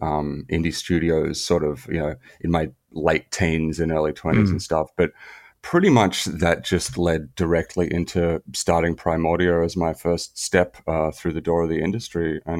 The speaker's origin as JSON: {"language": "English", "town": "Melbourne", "region": "Victoria", "country": "Australia", "tie": "born or raised there", "said": "No, I grew up in Australia. So I'm a Swiss national and Australian national dual citizen. And but grew up here in Melbourne, Australia."}